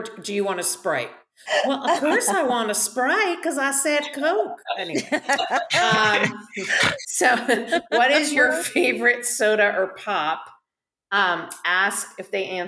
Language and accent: English; Boston, Massachusetts, United States; I'm from Boston